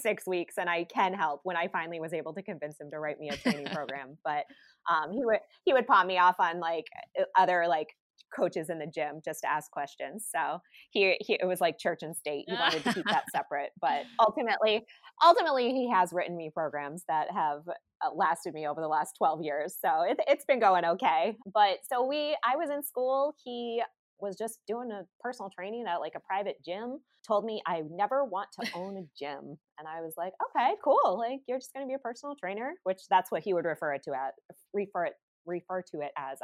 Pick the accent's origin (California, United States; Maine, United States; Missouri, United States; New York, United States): Maine, United States; moved away as an adult; also born or lived in Boston, Massachusetts / Florida; I'm born and raised in Maine